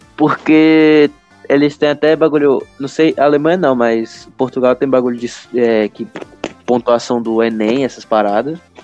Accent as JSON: {"language": "Portuguese", "country": "Brazil", "tie": "born or raised there", "said": "nasci no Brasil"}